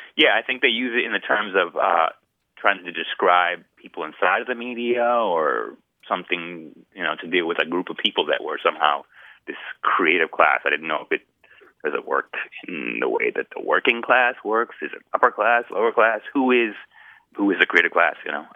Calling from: Northern California, United States; I'm calling from Northern California, Humboldt State.

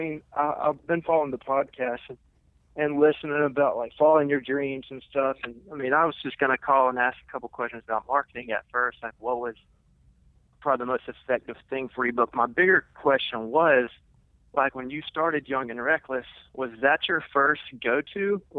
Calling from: Atlanta, Georgia, United States; I'm calling from Atlanta.

